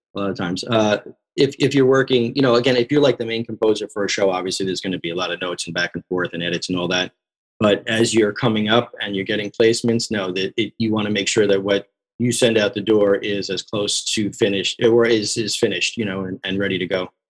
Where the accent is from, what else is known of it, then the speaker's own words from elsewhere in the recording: Long Island, New York, United States; moved away as an adult; also born or lived in Queens, New York; now in Los Angeles, United States; I'm from the East Coast originally. I grew up in New York. I, I grew up on Long Island.